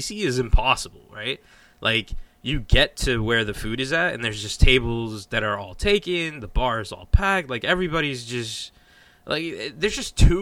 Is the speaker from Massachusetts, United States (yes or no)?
yes; Boston, Massachusetts, United States; I grew up in Boston